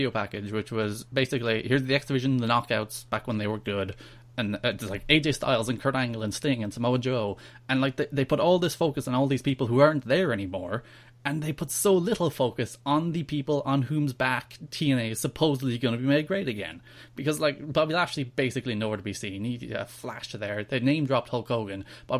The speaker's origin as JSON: {"language": "English", "country": "Ireland", "said": "I'm Irish."}